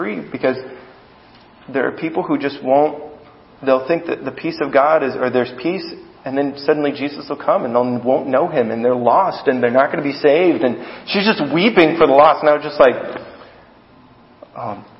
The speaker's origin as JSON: {"language": "English", "country": "United States", "said": "I'm an American"}